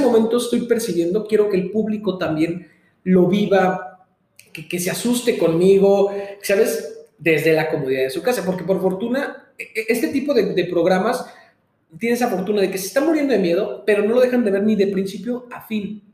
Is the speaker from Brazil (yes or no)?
no; Mexico; soy mexicano